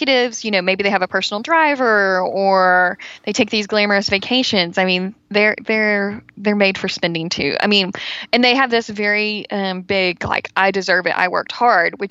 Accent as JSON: {"language": "English", "region": "Texas", "country": "United States", "said": "I'm from Texas"}